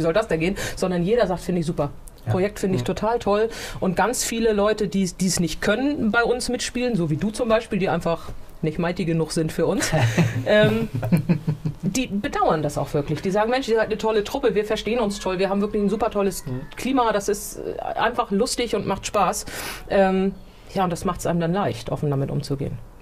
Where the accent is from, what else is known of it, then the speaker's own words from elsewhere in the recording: Gettorf, Schleswig-Holstein, Germany; in Gettorf, wo ich aufgewachsen bin.